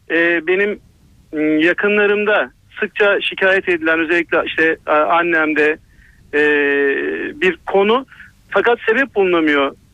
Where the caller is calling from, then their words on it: Istanbul, Turkey; İstanbul'dan arıyorum.